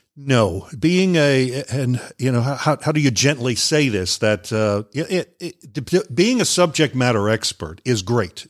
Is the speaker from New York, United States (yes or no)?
yes; Long Island, New York, United States; moved away as an adult; also born or lived in Guam; I grew up up on Long Island, New York, and after high school, I went into the military